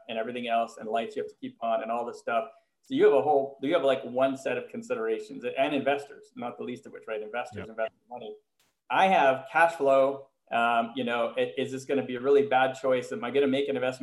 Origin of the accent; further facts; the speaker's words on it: Montreal, Quebec, Canada; moved away as an adult; now in United States; I was living in the US, but I'm from Montreal